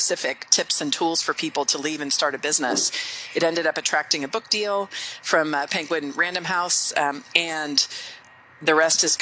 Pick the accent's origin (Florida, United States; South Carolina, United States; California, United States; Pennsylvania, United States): California, United States; San Anselmo; also born or lived in Switzerland; I grew up in San Anselmo, California, which is in the San Francisco Bay Area.